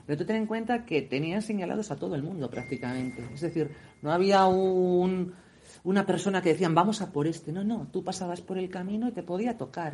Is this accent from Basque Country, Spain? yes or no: yes; Vitoria-Gasteiz, Basque Country, Spain; yo he nacido aquí, en el País Vasco, pero eso no quiere decir que yo no sea española